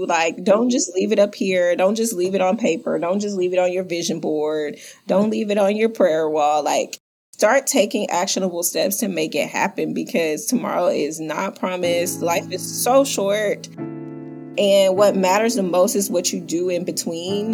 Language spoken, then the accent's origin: English; Houston, Texas, United States; I am from Houston, Texas